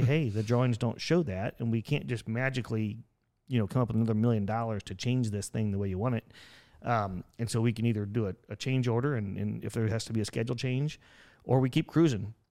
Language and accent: English; Buck Creek, Indiana, United States; I grew up in a town called Buck Creek, Indiana